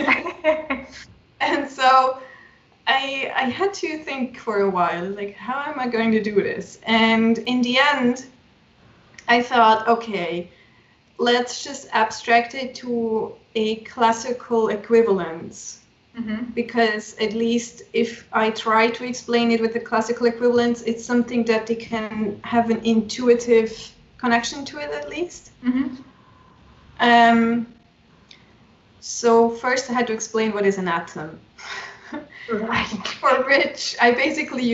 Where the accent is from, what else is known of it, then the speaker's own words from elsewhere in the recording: Switzerland; I'm from Switzerland